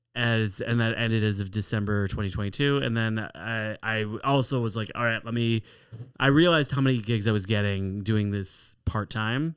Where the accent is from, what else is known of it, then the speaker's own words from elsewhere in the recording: Chicago, Illinois, United States; I was born in Chicago. I went to Ari Crown Heber Day School, Fell Elementary School.